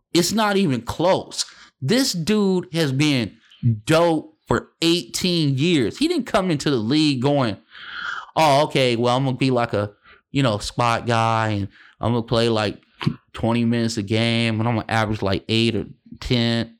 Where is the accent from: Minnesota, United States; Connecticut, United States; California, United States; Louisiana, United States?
California, United States; Los Angeles; moved away as an adult; also born or lived in Boston; I'm from Los Angeles